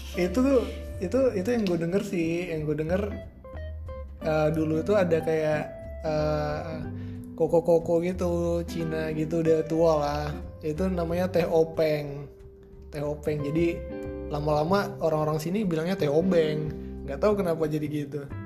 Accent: Tanjung Pinang, Riau Islands, Indonesia; gue itu asalnya dari Tanjung Pinang

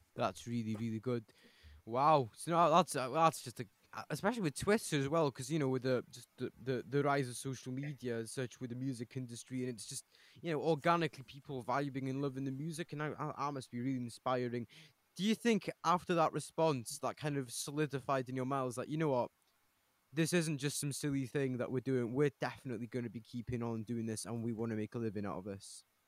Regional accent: Bethesda, Wales, United Kingdom; I'm also from Bethesda

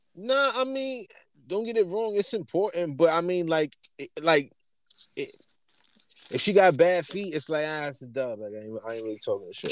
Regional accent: New York, United States; we grew up in New York, around New York

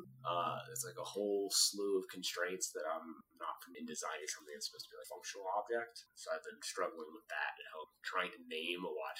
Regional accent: Western New Jersey, United States; also born or lived in Philadelphia, Pennsylvania; I was born in Philadelphia, so it counts a little bit. Lived just outside of Philly until I was grade. So some of my formative years, and then most of my life I lived in Western New Jersey.

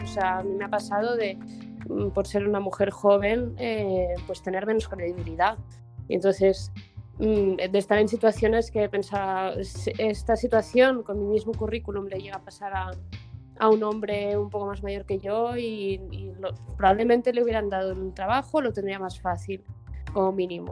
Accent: Barcelona, Catalonia, Spain; moved away as an adult; now in Madrid, Spain; nací en Madrid, en realidad yo, eh, pero muy pequeñita me fui a Barcelona

